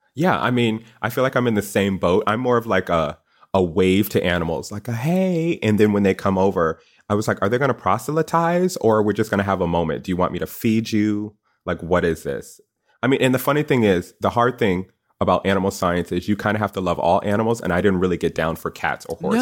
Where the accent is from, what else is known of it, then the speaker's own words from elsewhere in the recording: Connecticut, United States; I went to Yukon, Go Huskies, 'cause I'm from Connecticut